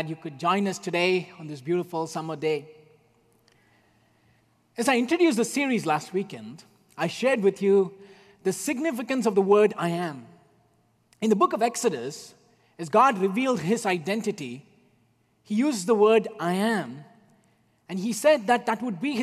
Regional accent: India; moved away; Growing up in India when I was a child

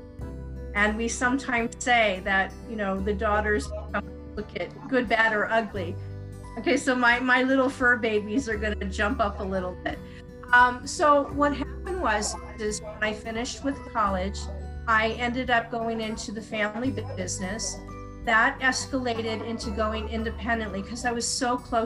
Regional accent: United States; I'm an American

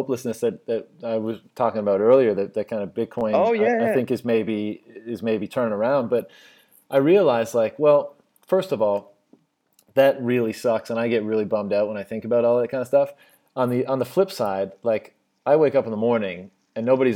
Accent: Newfoundland and Labrador, Canada; moved away as an adult; also born or lived in Shanghai, China / Beijing, China; I'm from Newfoundland, Canada

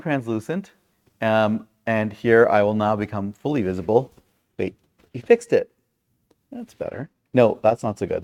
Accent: Brampton, Ontario, Canada; where I grew up in Brampton

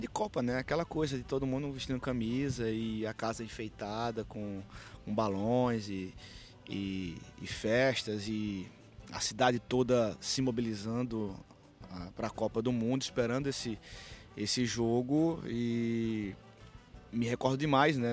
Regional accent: Caruaru, Pernambuco, Brazil; E eu sou, sou do interior do, de Pernambuco

